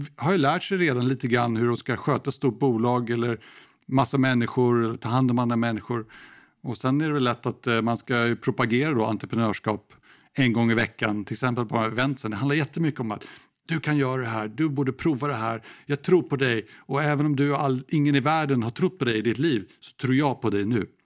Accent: Sweden; moved away as an adult; also born or lived in Moscow, Russia / Kyiv, Ukraine; jag är ju svensk och pratar inte flytande ryska.

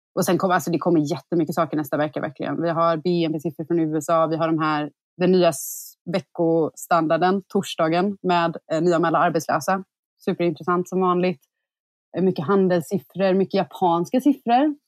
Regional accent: Sweden; som svensk

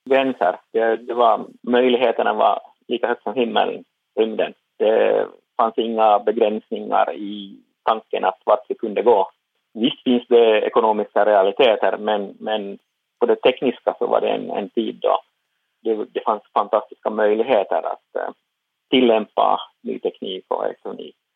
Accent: Finland; Jag är från Finland och har jobbat i över 20 år på Nokia.

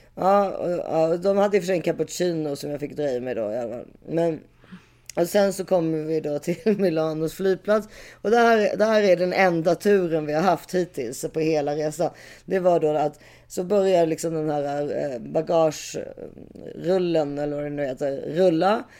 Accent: Switzerland; jag är schweizare

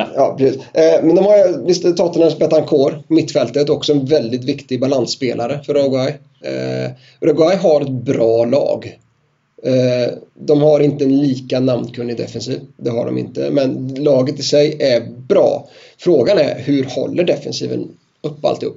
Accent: Sweden; vi som är svenskar

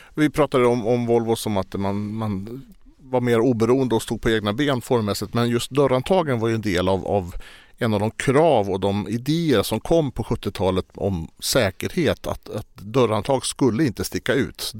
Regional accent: Falun, Dalarna County, Sweden; Falun där jag är uppväxt

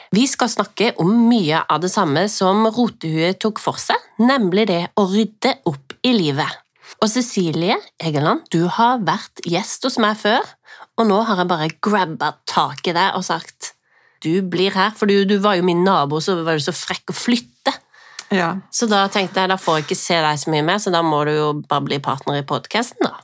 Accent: Sørlandet, Norway; Vi er jo sørlendinger begge

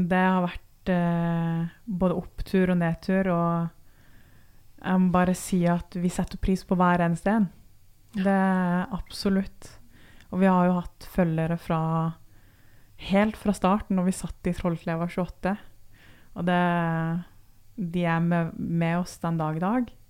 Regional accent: Brønnøysund, Nordland, Norway; born there; also born or lived in Oslo / Tønsberg; Jeg er født i Brønnøysund. Alle har jo hørt om eh, Brønnøysundregistrene.

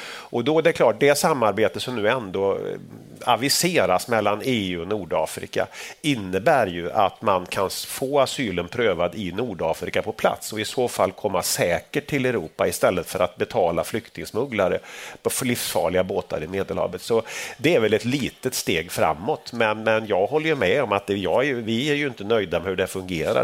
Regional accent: Sweden; när vi växte upp i Sverige

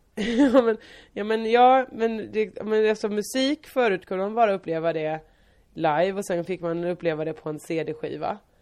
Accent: Hylte, Halland County, Sweden; moved away; när jag kommer från Stubbabo Hylte

